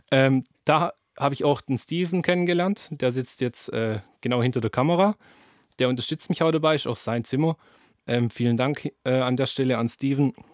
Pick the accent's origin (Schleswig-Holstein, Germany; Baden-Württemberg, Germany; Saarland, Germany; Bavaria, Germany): Baden-Württemberg, Germany; accent: Swabian; Ja, man hört es, ich bin Schwabe.